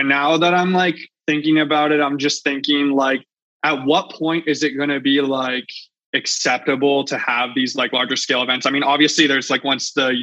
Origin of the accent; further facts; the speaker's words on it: Canada; moved away; my home country